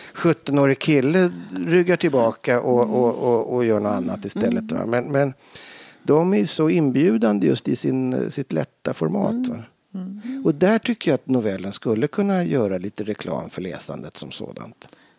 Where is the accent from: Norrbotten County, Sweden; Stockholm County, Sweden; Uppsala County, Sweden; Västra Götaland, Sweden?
Stockholm County, Sweden; Stockholm; jag är uppvuxen på Lilla Essingen i Stockholm